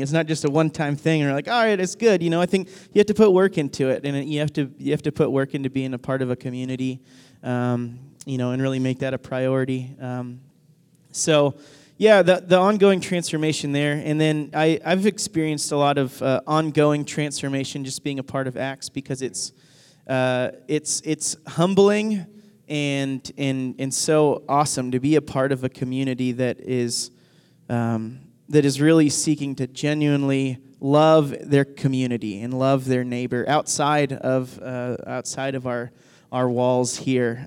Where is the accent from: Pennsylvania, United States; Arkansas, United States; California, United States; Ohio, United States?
Arkansas, United States; Northwest; whenever I was growing up, I grew up in Arkansas